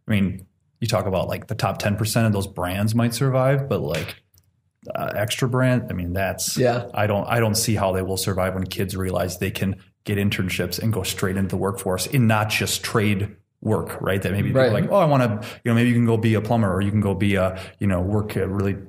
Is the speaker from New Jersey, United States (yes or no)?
no; Beloit, Wisconsin, United States; I'm from Beloit, Wisconsin. We have the Snappers there